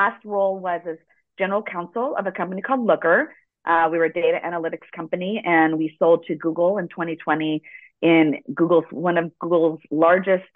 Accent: Los Angeles, California, United States; first language Spanish; English is a second language; I was born in Los Angeles, and Spanish was my first language

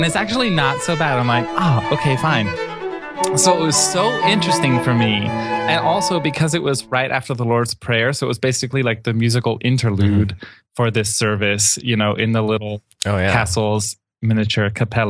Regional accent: Miami, Florida, United States; I grew up in Miami, and I've only known Boca Raton.

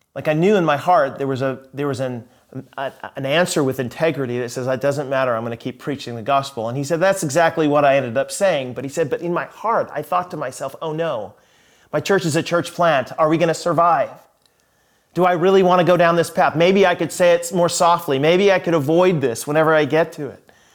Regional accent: United States; I'm an American

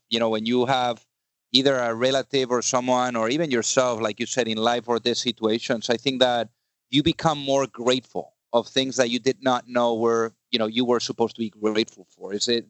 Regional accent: Spain; English is a second language; now in United States; I'm also, you know, a foreigner. So I came from Spain here to the U.S.

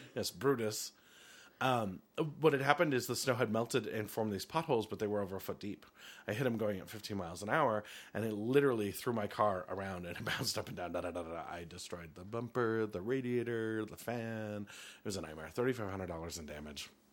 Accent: Helena, Montana, United States; I grew up in Helena

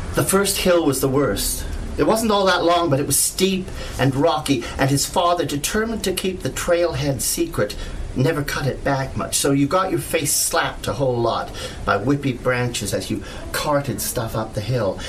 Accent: Canada; I'm a Canadian writer

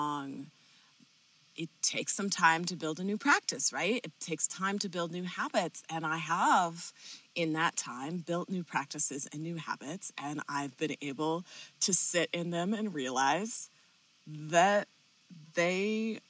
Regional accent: Southern California, United States; also born or lived in Colorado; I grew up in Southern California

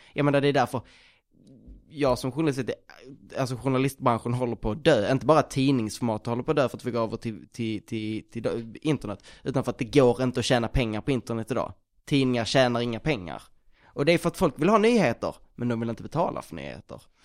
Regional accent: Skåne, Sweden; Jag är från Skåne

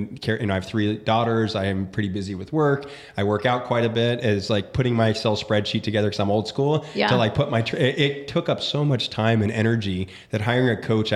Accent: Tempe, Arizona, United States; moved away as an adult; my hometown of Tempe, Arizona. It's where I grew up

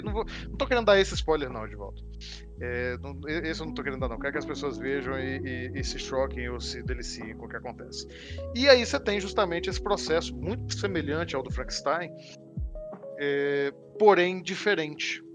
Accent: Brazil; sendo artista no Brasil

